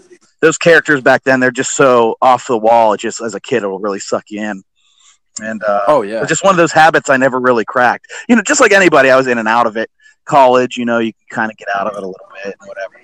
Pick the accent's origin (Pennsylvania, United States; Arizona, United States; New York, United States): Pennsylvania, United States; Elizabeth; I'm actually originally from Elizabeth, Pennsylvania